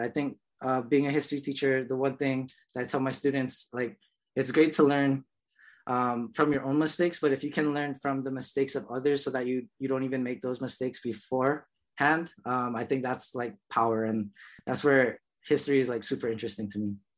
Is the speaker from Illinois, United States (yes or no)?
no; Honolulu, Hawaii, United States; I was born and raised in Kalihi um, here on Oahu.